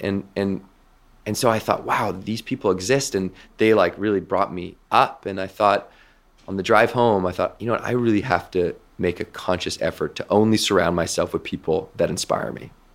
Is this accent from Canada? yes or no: yes; west coast of Canada, Canada; where I grew up on the West Coast of Canada